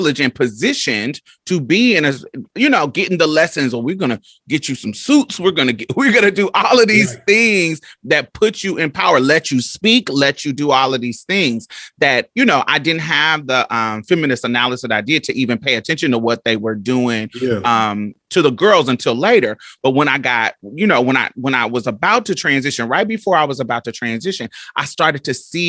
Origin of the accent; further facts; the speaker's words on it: Indianapolis, Indiana, United States; I grew up in Indianapolis, Indiana, so we both from the Midwest